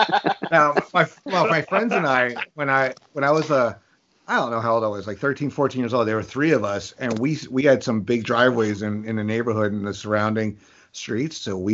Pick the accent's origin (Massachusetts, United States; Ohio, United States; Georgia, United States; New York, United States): New York, United States; being a New Yorker